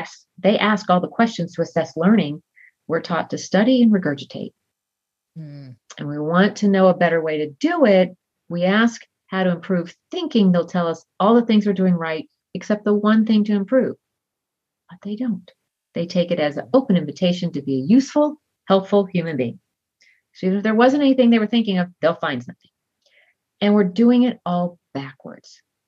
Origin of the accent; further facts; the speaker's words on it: Southern United States, United States; I was raised in the South, where you're supposed to be nice all the time.